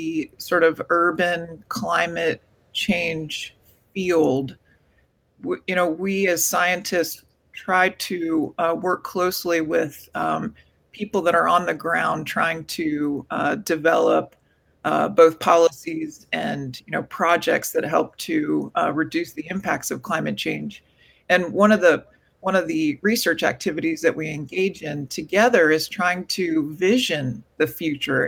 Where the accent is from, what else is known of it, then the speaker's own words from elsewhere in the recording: Gulf Coast of Florida, United States; I fortunately had the privilege of growing up on the Gulf Coast of Florida